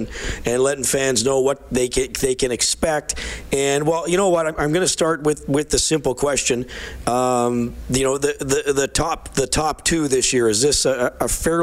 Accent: Evansburg, Alberta, Canada; growing up in Evansburg.

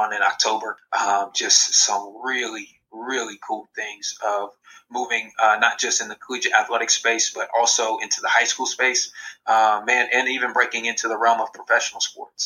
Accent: Columbus, Ohio, United States; originally from Columbus, Ohio. So was in my hometown

